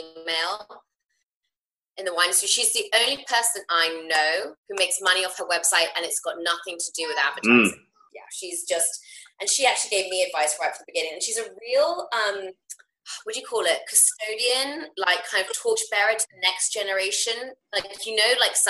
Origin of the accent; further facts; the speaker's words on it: England, United Kingdom; moved away as an adult; now in United States; having always, like, grown up in England, and even though I'm half American, my mum's American